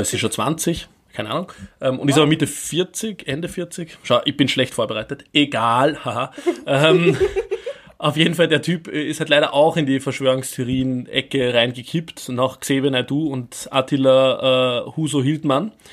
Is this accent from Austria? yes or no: yes; Upper Austria, Austria; Oberösterreich, mein Heimatbundesland